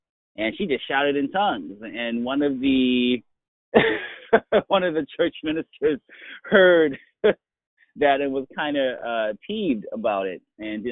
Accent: Manchester, Connecticut, United States; also born or lived in Florida / Hartford, Connecticut / Arizona; now in Western Massachusetts, United States; I'm actually was born in Florida. I was raised in Connecticut

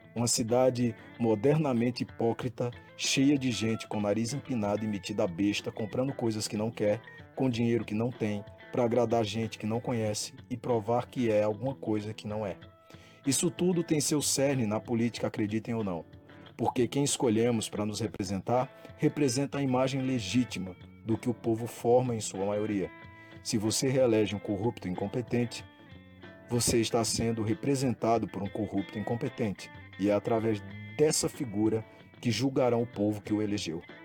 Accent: Panelas, Pernambuco, Brazil; born or raised there

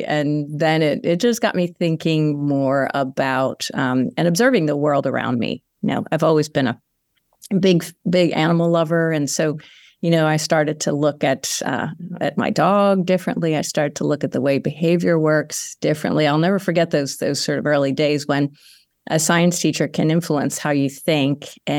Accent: Conshohocken, Pennsylvania, United States; I grew up in a small town outside of Philadelphia called Conshohocken, northwest of Philadelphia, and Italian Catholic family, small little neighborhood, and stayed there for most of my early years until I moved away for graduate school.

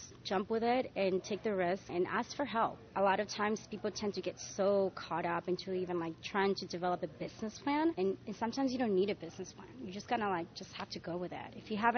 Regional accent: New York, United States; As a New Yorker, you learn fast you have to have flats with you at all times in your bag.

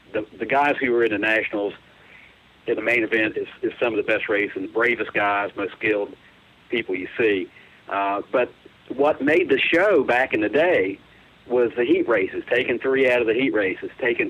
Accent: West Virginia, United States

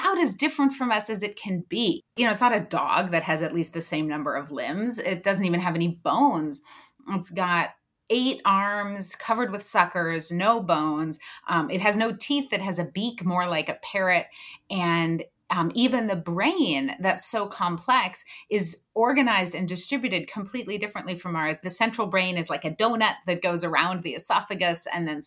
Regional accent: Southern California, United States; I grew up in Southern California, going to the beaches and to Catalina Island

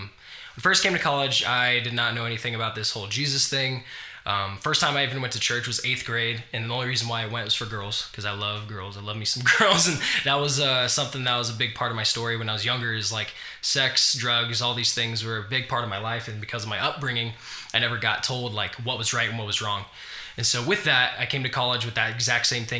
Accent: Farmington, New Mexico, United States; moved away; I was raised in Farmington, New Mexico

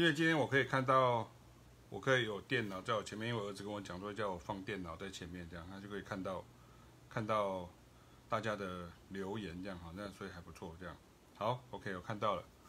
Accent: Taiwan; 我也是台湾人

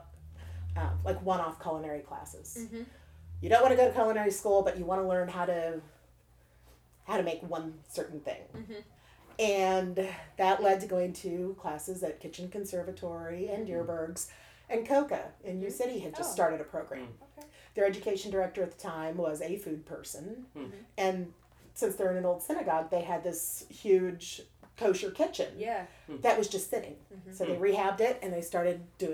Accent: Western Missouri, United States; also born or lived in Columbia, Missouri; now in St. Louis, United States; I grew up in Western Missouri.

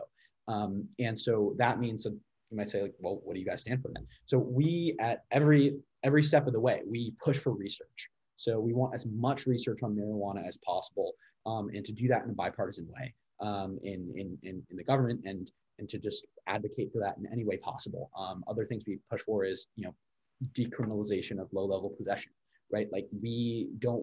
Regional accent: Connecticut, United States; accent: standard American; now in Washington, D.C., United States; I am originally from Connecticut

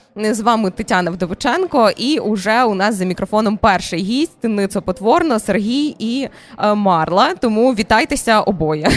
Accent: Berdychiv, Zhytomyr Oblast, Ukraine; Я з Житомирської області дуже близько. Це місто Бердичів

